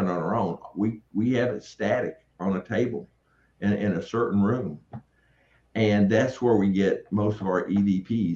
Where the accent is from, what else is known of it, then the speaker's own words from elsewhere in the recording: Tennessee, United States; I'm from Tennessee